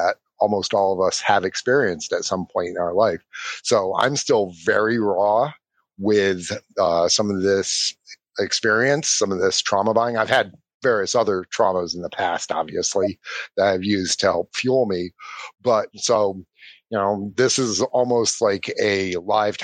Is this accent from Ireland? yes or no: yes; Ireland; I'm Irish